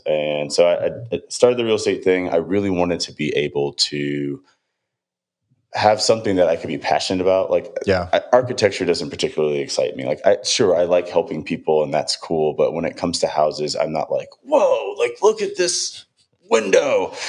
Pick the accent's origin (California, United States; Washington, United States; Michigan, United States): Michigan, United States; Detroit; moved away as an adult; If I make it short, I am from Detroit, Michigan.